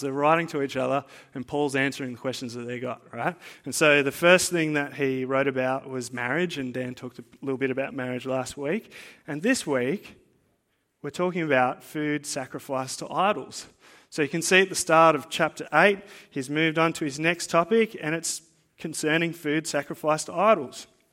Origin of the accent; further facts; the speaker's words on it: Blue Mountains, New South Wales, Australia; now in Central Coast, Australia; I didn't grow up on the Central Coast, right? I grew up in the Blue Mountains